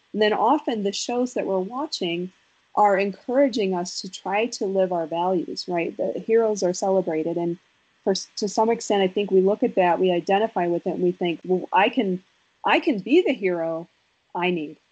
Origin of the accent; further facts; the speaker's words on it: Wisconsin, United States; I'm from Wisconsin